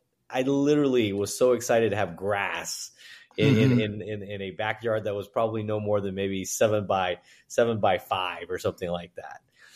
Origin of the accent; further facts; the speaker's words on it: New York, United States; also born or lived in Guangzhou, China; I was born in Guangzhou, China, and my family moved to Hong Kong for a few months and then immigrated into New York. So we were in Manhattan, Chinatown, like a lot of folks.